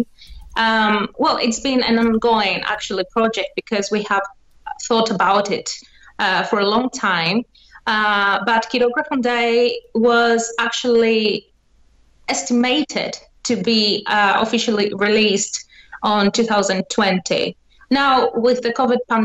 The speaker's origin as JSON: {"language": "English", "town": "Athens", "region": "Attica", "country": "Greece", "said": "I'm from Athens"}